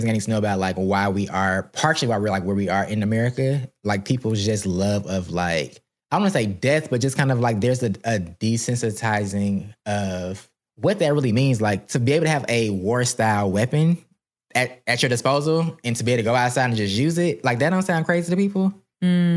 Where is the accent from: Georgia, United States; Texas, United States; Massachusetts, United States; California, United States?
Georgia, United States; Atlanta; I'm from Atlanta